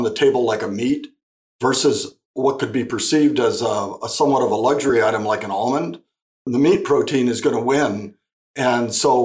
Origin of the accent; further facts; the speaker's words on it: Imperial Valley, California, United States; also born or lived in Arizona; I grew up in the Imperial Valley